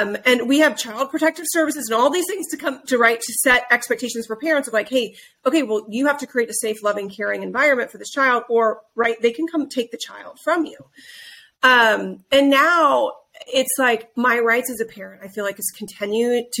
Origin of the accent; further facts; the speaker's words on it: Midwest, United States; I grew up in the Midwest around people who, you know, they woke up before the sun went up and they went and farmed every day